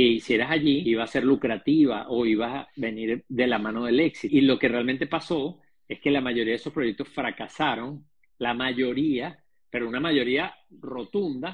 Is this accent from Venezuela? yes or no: yes; Venezuela; yo además te entiendo perfectamente, no solamente como venezolano